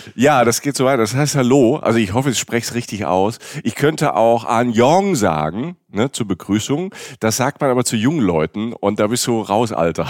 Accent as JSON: {"language": "German", "region": "Rhineland-Palatinate", "country": "Germany", "said": "ich bin ja Pfälzer"}